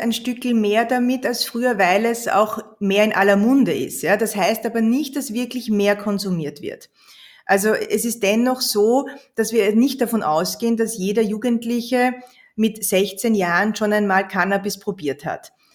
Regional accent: Austria; bei uns in Österreich

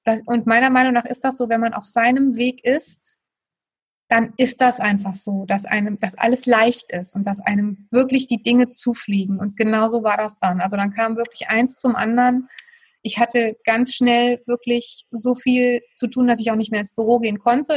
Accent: Germany; ich bin in einem kleinen Dorf im Westerwald aufgewachsen.

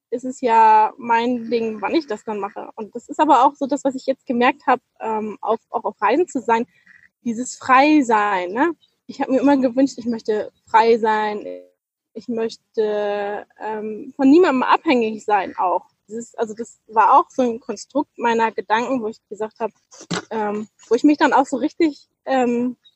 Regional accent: Northern Germany, Germany; ich komme aus, aus Norddeutschland, weißt du, der höchste Berg ist der Deich.

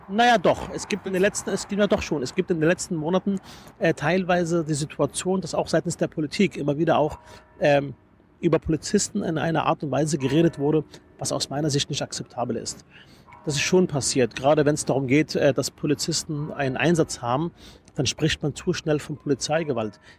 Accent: Berlin, Germany; also born or lived in Palestine; Ich bin geboren in Palästina. Äh, Im Alter von fünf Jahren kam ich nach Berlin

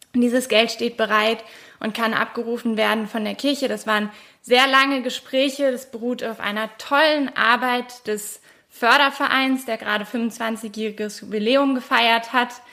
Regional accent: Brandenburg, Germany; bei uns in Brandenburg

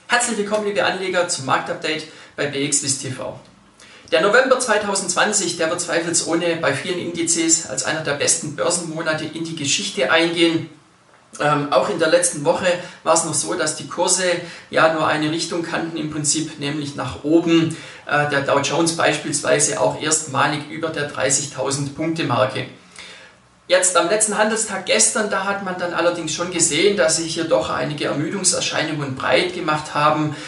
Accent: Switzerland; bei uns in der Schweiz

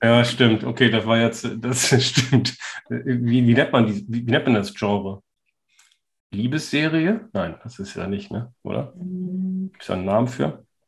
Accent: Northern Germany, Germany; als Norddeutscher

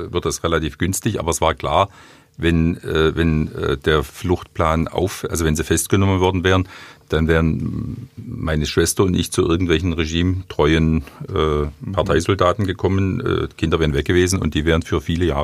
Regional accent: Weingarten, Baden-Württemberg, Germany; accent: Swabian; also born or lived in East Berlin; dadurch bin ich im Westen aufgewachsen, sonst wäre ich im äh, DDR-Bürger äh, geblieben sozusagen. Das ist die ganze Geschichte ich selbst habe keine Erinnerungen dran, außer als ich in Weingarten eingeschult wurde, hat man mir gesagt, du bist in Ostberlin geboren du schwätzt aber Schwäbisch

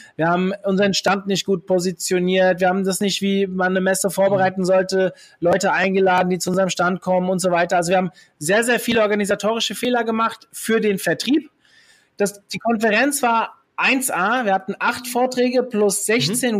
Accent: Hesse, Germany; Ich bin waschechter Hesse

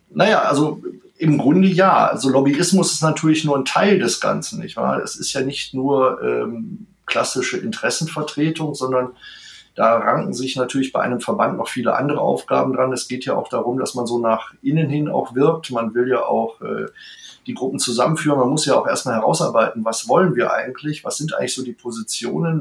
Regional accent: Mülheim an der Ruhr, North Rhine-Westphalia, Germany; moved away as an adult; also born or lived in Bonn; now in Berlin, Germany; wir stammen beide aus Mülheim an der Ruhr

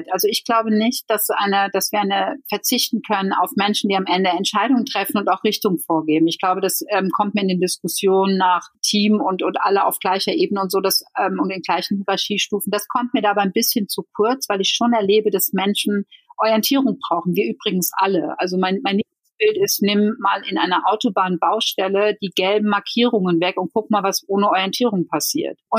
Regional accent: Netherlands; now in Germany; ich bin ja Niederländerin

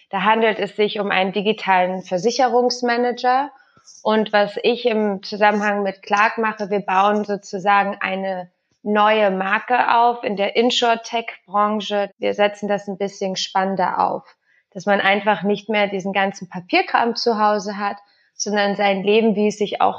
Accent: Spain; now in Berlin, Germany; Also ich bin in Spanien aufgewachsen, kann auch nur Deutsch wegen meiner Mutter.

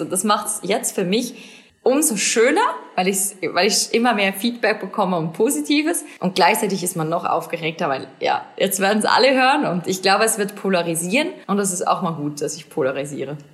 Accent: Switzerland; Mini Schweiz, Mini Heimat

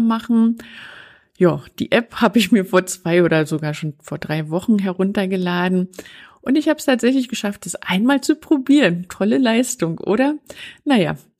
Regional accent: East Germany, Germany; ich bin ein Kind der DDR

